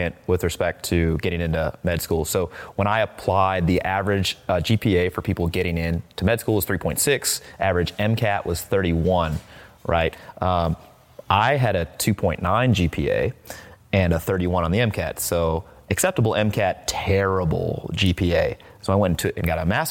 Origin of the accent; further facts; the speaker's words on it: Midwest, United States; moved away; I'm from the Midwest.